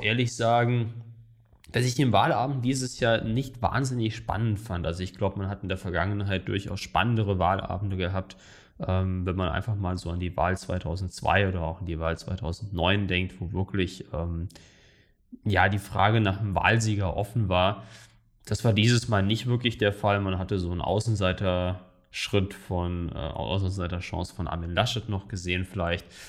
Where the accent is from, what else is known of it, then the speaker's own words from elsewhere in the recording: Saarland, Germany; in meinem Heimatland im Saarland